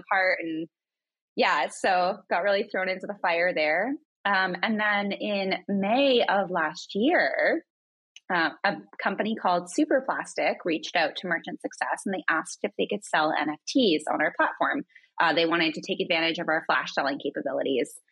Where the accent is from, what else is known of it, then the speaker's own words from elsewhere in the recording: Northern Ontario, Canada; moved away as an adult; I grew up in Northern Ontario in a little town.